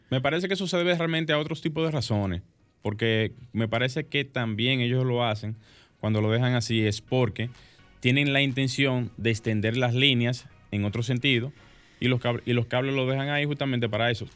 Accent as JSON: {"language": "Spanish", "town": "Santo Domingo Norte", "region": "Distrito Nacional", "country": "Dominican Republic", "said": "Santo Domingo Norte, lugar de donde soy por muchos años"}